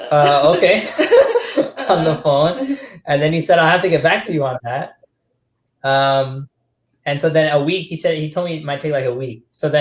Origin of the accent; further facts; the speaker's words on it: Trinidad & Tobago; even though I look Desi, I'm not Desi. Although maybe originally Desi because I'm from Trinidad